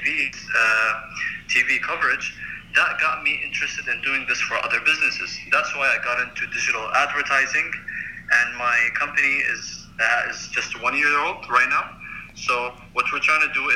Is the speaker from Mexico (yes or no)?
no; United Arab Emirates; I am from the United Arab Emirates